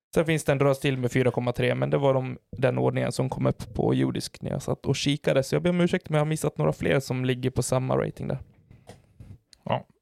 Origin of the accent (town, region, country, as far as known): Falun, Dalarna County, Sweden; born or raised there; moved away